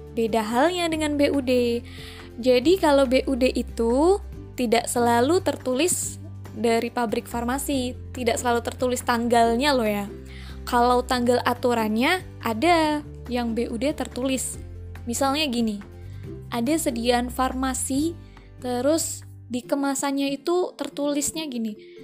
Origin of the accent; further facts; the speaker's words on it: Ngapak, Central Java, Indonesia; accent: medok, ngapak; saya juga memang asli orang ngapak